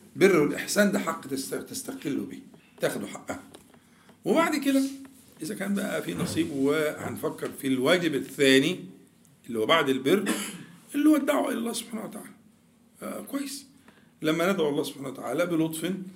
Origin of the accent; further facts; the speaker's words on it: Egypt; احنا كمصريين بننطق الجيم بالطريقه دي